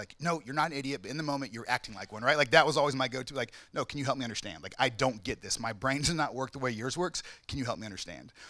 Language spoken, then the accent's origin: English; the South, United States; I grew up in the South, so discipline was like always, all the time.